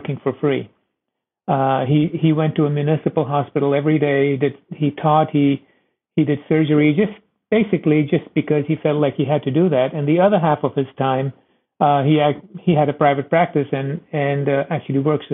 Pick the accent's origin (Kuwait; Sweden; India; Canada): India; moved away as an adult; also born or lived in Iowa, United States; now in United States; I was born and raised in India.